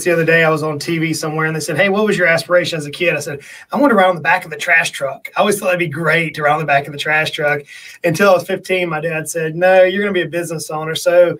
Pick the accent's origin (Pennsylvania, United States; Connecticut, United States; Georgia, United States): Georgia, United States; South; moved away as an adult; now in East Tennessee, United States; I grew up in South Georgia, as you mentioned in the introduction, where alligators are everywhere.